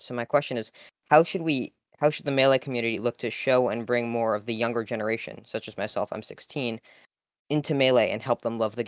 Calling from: Cambridge, Massachusetts, United States; I'm calling in from Cambridge, Massachusetts.

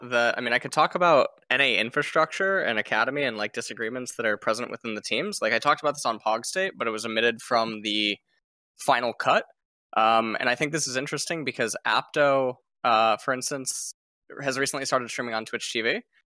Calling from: South Korea

